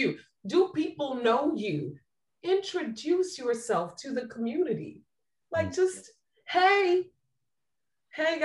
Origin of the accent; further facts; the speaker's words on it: New Jersey, United States; now in Tampa, United States; I'm from Jersey